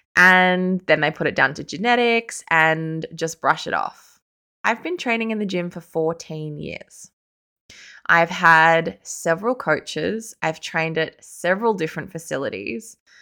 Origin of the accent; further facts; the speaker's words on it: Sydney, New South Wales, Australia; I am from Sydney